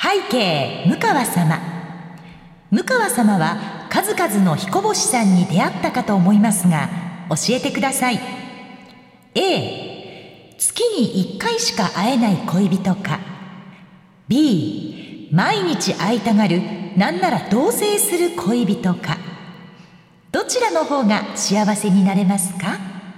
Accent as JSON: {"language": "Japanese", "town": "Fuefuki", "region": "Yamanashi", "country": "Japan", "tie": "born or raised there", "moved": "yes", "lives_now": "Kansai, Japan", "said": "笛吹市っていうところの出身"}